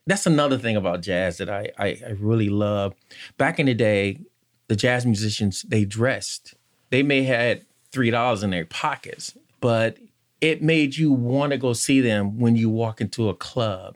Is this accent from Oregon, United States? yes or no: no; Conway, North Carolina, United States; now in Richmond, United States; I'm from Conway, North Carolina, and I guess they called it the cotton fields